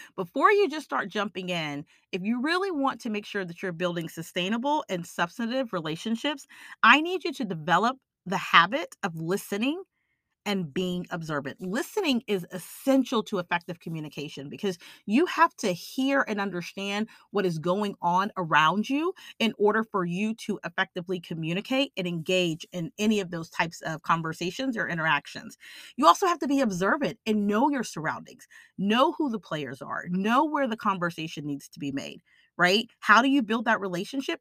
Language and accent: English; Austin, Texas, United States; I'm from Austin, Texas